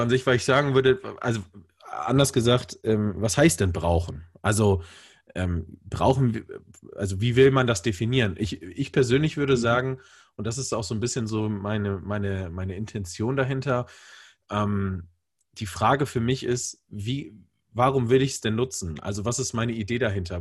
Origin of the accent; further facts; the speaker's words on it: Bremen, Germany; moved away as an adult; also born or lived in Hamburg; now in Hesse, Germany; also ich komme aus Bremen und bin dann äh, zu meinem Studium umgezogen nach Hamburg und bin jetzt äh, äh, hier in Hessen gelandet